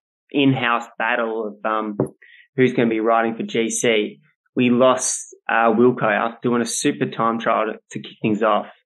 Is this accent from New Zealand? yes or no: no; Australia; as an Australian